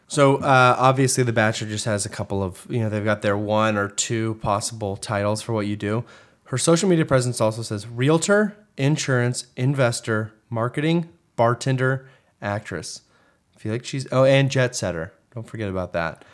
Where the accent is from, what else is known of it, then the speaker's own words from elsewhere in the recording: Houston, Texas, United States; I've spent 30 plus years in Houston, Texas